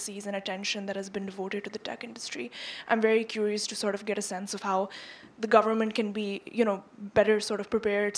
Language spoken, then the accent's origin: English; Lahore, Punjab, Pakistan; moved away as an adult; now in United States; I grew up in Lahore, Pakistan, and I'm currently in the US doing my undergraduate education.